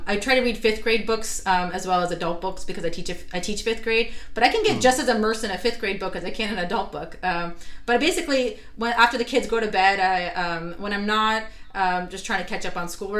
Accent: San Francisco, California, United States; moved away as an adult; also born or lived in Atlanta, United States; now in Los Angeles, United States; I grew up in San Francisco, Bay Area, where I went to a Jewish day school myself.

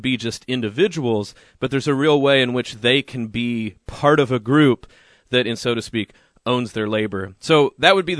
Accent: Oklahoma, United States; I'm from Oklahoma

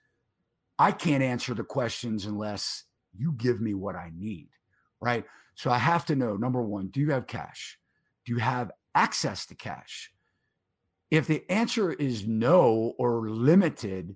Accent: Baltimore, Maryland, United States; growing up in Maryland, Baltimore, I'm a Baltimore guy

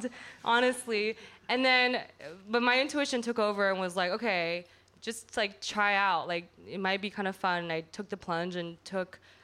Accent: Portland, Oregon, United States; also born or lived in Chicago; now in New York, United States; I grew up in Portland

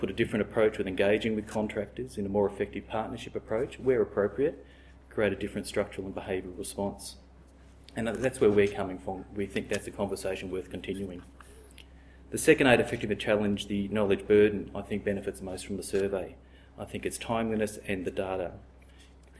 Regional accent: Australia; as an Australian

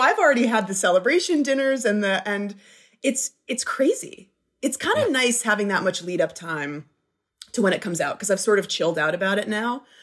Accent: Flint, Michigan, United States; now in Los Angeles, United States; I was born in Flint

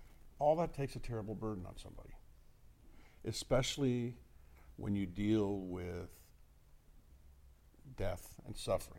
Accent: Miami, Florida, United States; now in Las Vegas, United States; I'm from Miami

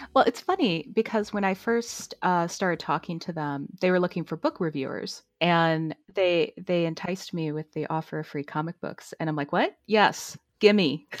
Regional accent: St. Louis, Missouri, United States; I'm from Saint Louis

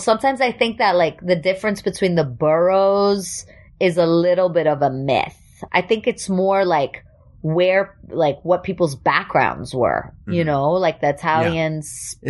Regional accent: New York City, New York, United States; accent: New York; first language German; English is a second language; also born or lived in Germany; I grew up in New York so I can live anywhere

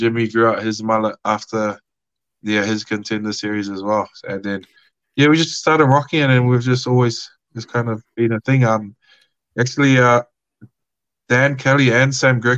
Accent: Australia; I was from Australia

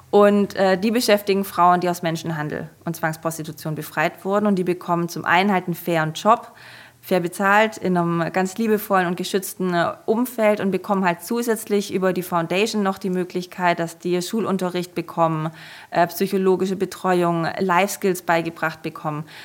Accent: Germany; Und ich kam halt aus Deutschland, ähm, bin extrem privilegiert aufgewachsen

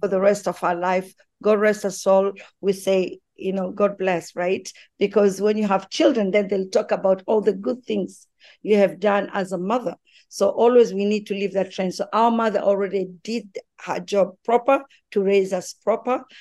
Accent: Tanzania; born or raised there

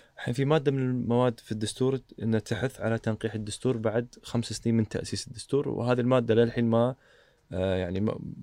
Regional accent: Kuwait; عندنا بالكويت

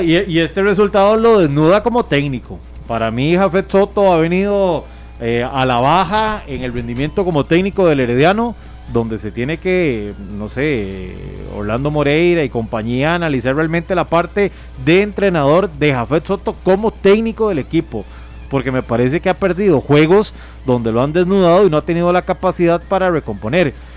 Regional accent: Costa Rica; si yo fuera herediano, pero lo veo como costarricense

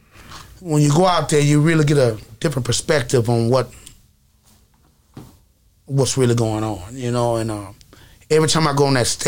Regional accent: the South, United States; So it was like, man, I'm from the South. I don't know how to rap like that.

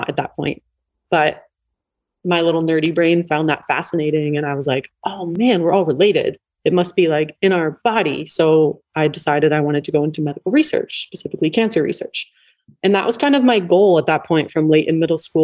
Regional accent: East Coast, United States; I grew up on the East Coast

